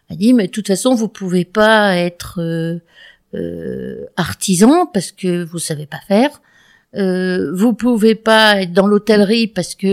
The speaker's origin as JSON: {"language": "French", "town": "Saintes", "region": "Nouvelle-Aquitaine", "country": "France", "tie": "born or raised there", "also_born_or_lived": "Morocco / Valence", "said": "mes parents voyageant beaucoup, je suis originaire plutôt de Sainte, en Charente-Maritime, mhm. puis on s'est retrouvé au Maroc, et puis rapatrié en France euh, euh, à, à Valence, où j'ai fait mon lycée."}